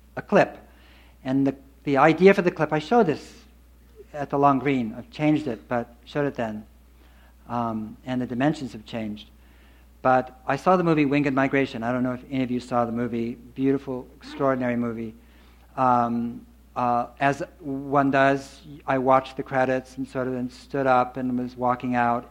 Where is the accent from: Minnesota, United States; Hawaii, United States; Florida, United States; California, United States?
California, United States; Berkeley; I grew up in Berkeley